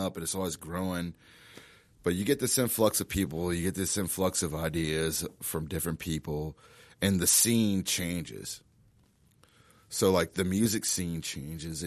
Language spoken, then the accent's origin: English; Charles City, Virginia, United States; I'm from Charles City, but my dad's side of the family is from Martinsville